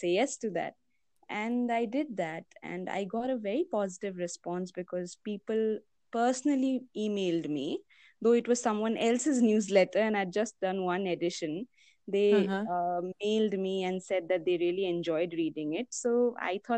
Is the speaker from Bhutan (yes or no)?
yes; Bhutan; also born or lived in Kolkata, India; I'm an Indian based out of Bhutan. I was born here. I did most of my schooling here. But for my graduation and my postgrads, I went to Calcutta.